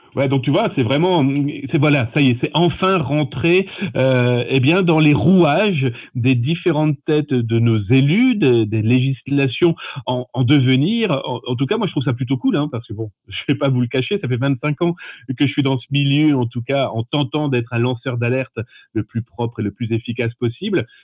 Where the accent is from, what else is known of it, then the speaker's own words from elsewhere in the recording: France; chez nous, en France, on a vraiment cette fibre aussi humaine